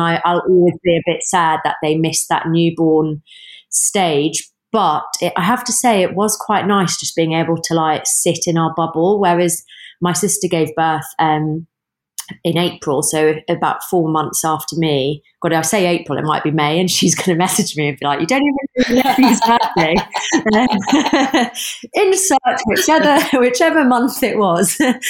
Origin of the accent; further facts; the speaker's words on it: England, United Kingdom; would never guess from my accent, but I'm a northerner.